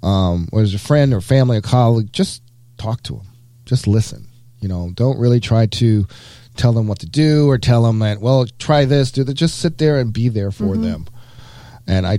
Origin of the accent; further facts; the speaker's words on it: the South, United States; I am from the South. I'm not from Mississippi, but I am a proud Southerner